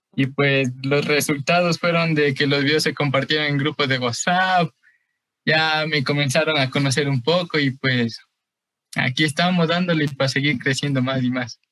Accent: Quito, Pichincha, Ecuador; yo soy de Quito, aquí del norte, Quito el norte, eh, por, por Carcelén

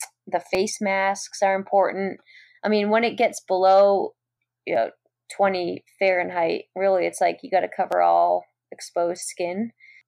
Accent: New England, United States; I grew up in New England and we have some pretty cold winters.

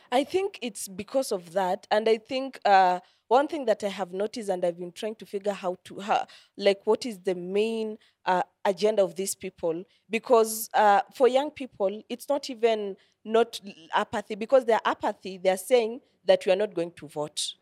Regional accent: Kenya; these are the values that I have as a Kenyan

